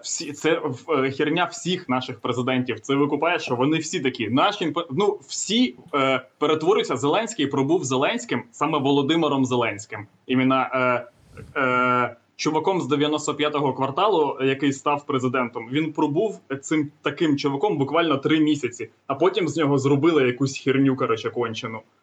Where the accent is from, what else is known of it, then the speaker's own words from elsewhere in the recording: Kamianske, Dnipropetrovsk Oblast, Ukraine; я з Дніпродзержинську